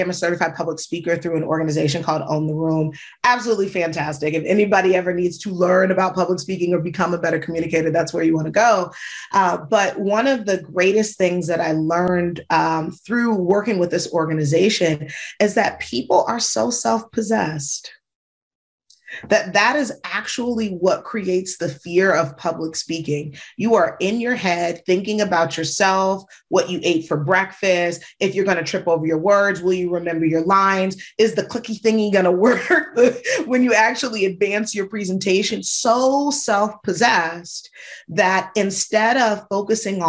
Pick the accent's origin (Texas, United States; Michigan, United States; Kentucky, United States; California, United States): Michigan, United States; moved away; also born or lived in Georgia / New York City; I grew up in Michigan